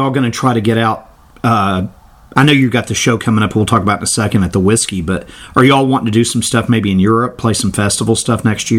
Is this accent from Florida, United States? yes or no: yes; Miami, Florida, United States; moved away as an adult; now in Florida Panhandle, United States; I grew up in the Miami, Boca Raton area when I was a kid, but I live on this side now.